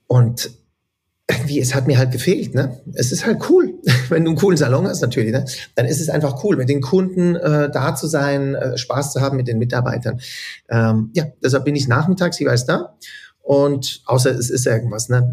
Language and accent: German; Zürich, Switzerland; also born or lived in Wädenswil; Ich bin mehr in Zürich und Wädenswil aufgewachsen eigentlich.